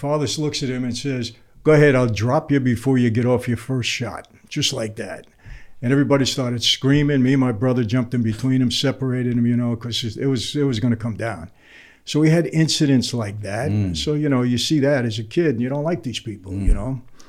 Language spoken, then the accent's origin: English; New York City, New York, United States; I grew up in Brooklyn